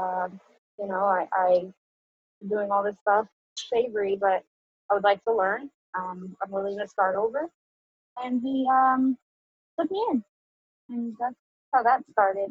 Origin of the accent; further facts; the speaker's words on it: New York City, New York, United States; I'm from the Bronx. I was born and raised there.